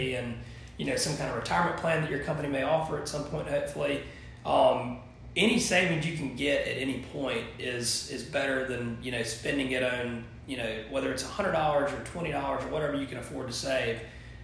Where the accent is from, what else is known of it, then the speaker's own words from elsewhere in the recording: Thomasville, Georgia, United States; I born and raised in Thomasville, graduated from Thomas County Central in 2008